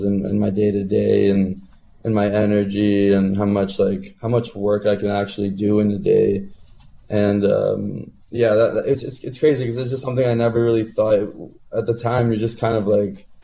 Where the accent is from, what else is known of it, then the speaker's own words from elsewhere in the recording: Burlington, Ontario, Canada; when I was growing up in Burlington.